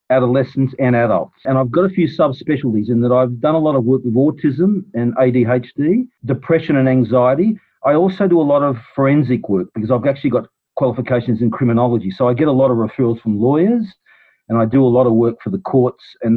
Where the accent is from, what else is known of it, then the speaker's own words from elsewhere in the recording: Sydney, New South Wales, Australia; I grew up mostly in Mossman